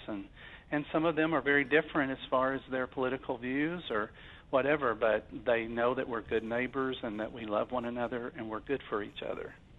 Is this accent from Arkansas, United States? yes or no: yes; Arkansas, United States; I was from Arkansas